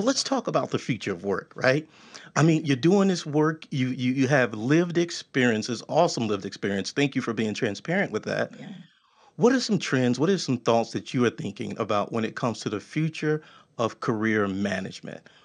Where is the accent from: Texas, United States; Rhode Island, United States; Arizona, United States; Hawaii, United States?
Texas, United States; I'm from Texas.